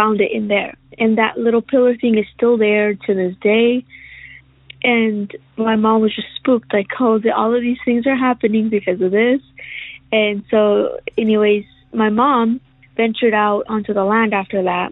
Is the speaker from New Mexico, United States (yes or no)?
yes; Roswell, New Mexico, United States; I am from Roswell, New Mexico